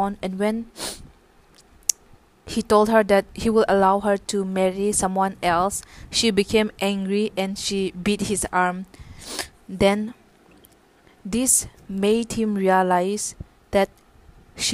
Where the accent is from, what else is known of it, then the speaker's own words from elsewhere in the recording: Zeliang tribe, Nagaland, India; I'm from the Ziliang tribe from Nagaland.